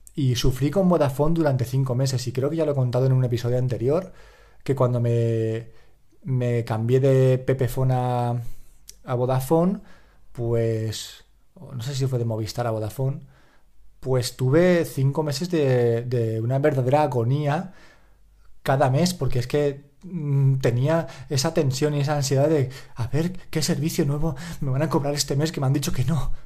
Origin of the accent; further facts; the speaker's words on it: Valencia, Valencian Community, Spain; soy de Valencia, hablo valenciano